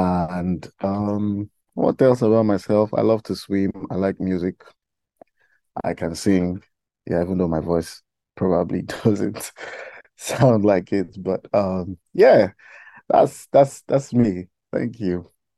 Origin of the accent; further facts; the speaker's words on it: Iyamoye, Kogi, Nigeria; I'm from Kogi State in Nigeria, and from the Yoruba speaking part of Kogi State, because we have like I think like 3 to 4 different tribes in Kogi State, major tribes actually.